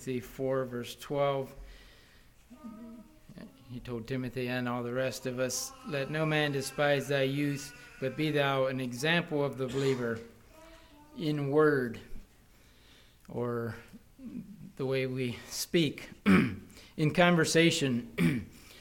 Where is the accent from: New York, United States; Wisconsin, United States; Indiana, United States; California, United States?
Wisconsin, United States; we're from Wisconsin